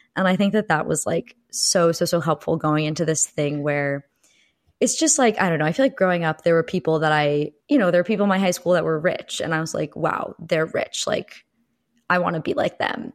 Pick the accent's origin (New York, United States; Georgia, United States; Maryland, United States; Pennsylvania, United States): Pennsylvania, United States; I am calling in from suburban Pennsylvania, also from where I grew up in my childhood.